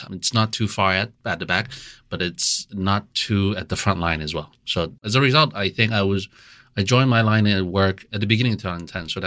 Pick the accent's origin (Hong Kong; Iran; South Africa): Hong Kong; also born or lived in United States; I mean, I'm Chinese, but I grew up in Hong Kong and U.S. predominantly in my life. I've never lived and worked in China prior to that.